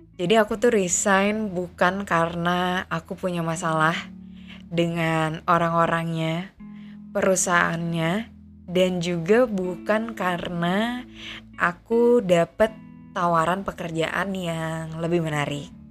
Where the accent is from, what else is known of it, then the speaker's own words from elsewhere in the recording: Aceh, Indonesia; moved away as an adult; now in Jakarta, Indonesia; Aku besar dan tinggal di Aceh